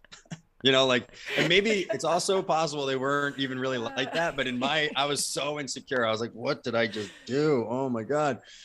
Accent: New Jersey, United States; moved away as an adult; also born or lived in San Diego; I was originally from New Jersey

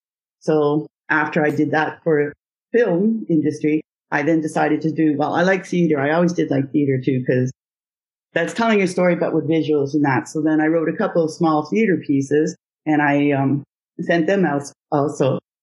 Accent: Ottawa, Ontario, Canada; now in Gatineau, Canada; I was born in Ottawa, Ontario, and I lived there all my life till I met my husband, and then I moved over to the Quebec side. So now I'm in Aylmer, Quebec.

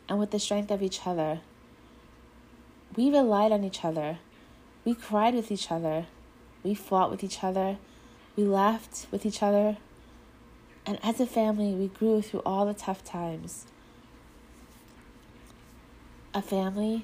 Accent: Long Island, New York, United States; I grew up here on Long Island

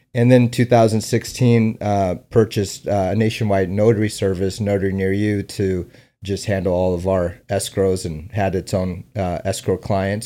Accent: San Diego, California, United States; also born or lived in Afghanistan / Omaha, Nebraska / New York; I grew up in San Diego.

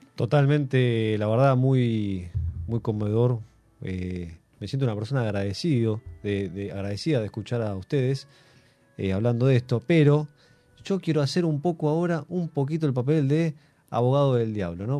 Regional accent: Argentina

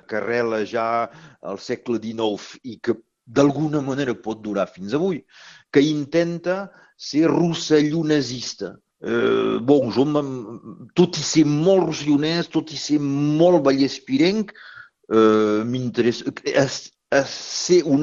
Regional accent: Occitania, France; Jo sóc un català del nord, vull dir, tinc coses estric, estrictament d'aquí i hi deu haver un munt de gent que deu sentir la mateixa cosa.

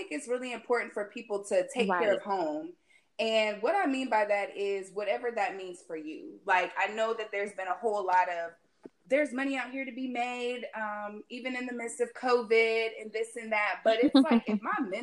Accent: North Carolina, United States; now in Atlanta, United States; I'm originally from North Carolina, but you know, I'm holding down

